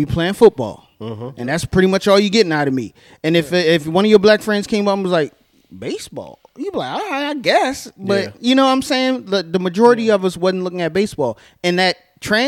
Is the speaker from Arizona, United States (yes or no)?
no; Annapolis, Maryland, United States; growing up in Annapolis